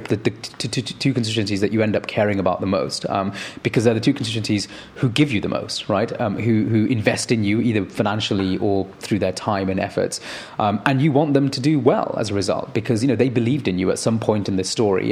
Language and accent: English; Manchester, North West England, United Kingdom; growing up in Manchester